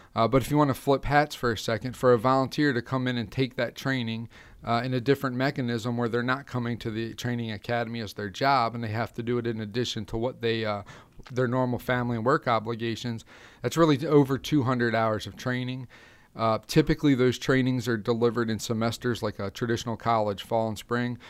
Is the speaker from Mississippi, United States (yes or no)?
no; Carroll County, Maryland, United States; I grew up in Carroll County, Maryland. Um, that's where I've been a lifelong resident.